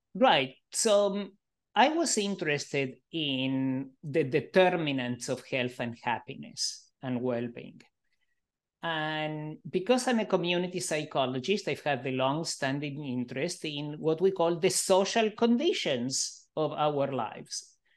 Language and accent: English; Argentina; also born or lived in Israel / Canada / Melbourne, Australia; now in United States; I grew up in Argentina under a fascist